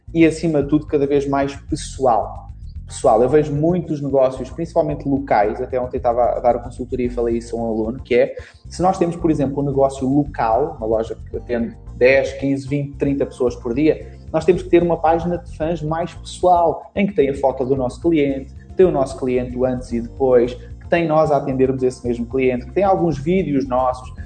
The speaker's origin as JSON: {"language": "Portuguese", "country": "Portugal", "tie": "born or raised there", "also_born_or_lived": "Brazil", "accent": "European Portuguese", "said": "eu sou brasileiro, mas vim para Portugal com 3 anos, então perdi praticamente o sotaque"}